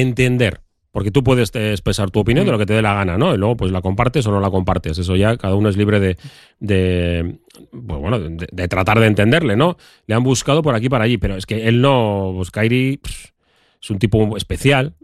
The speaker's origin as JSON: {"language": "Spanish", "town": "Bilbao", "region": "Basque Country", "country": "Spain", "said": "vivimos aquí, ¿no? Somos de Bilbao y no estamos en Estados Unidos."}